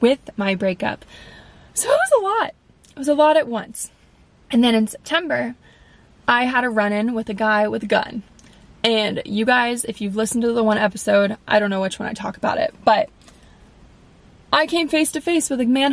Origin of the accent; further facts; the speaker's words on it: West Palm Beach, Florida, United States; I live in West Palm